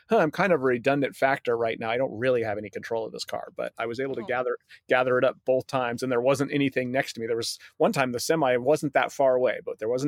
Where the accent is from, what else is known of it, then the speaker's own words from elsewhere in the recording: Golden, Colorado, United States; I grew up in Golden